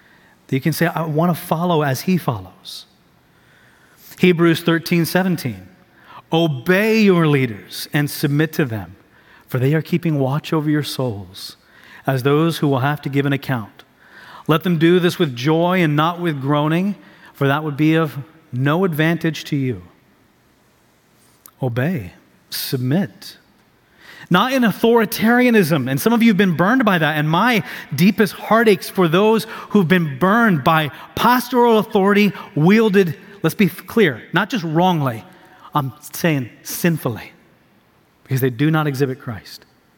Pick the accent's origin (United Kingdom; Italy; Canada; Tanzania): Tanzania; I'm a missionary kid. I grew up overseas in Tanzania, East Africa.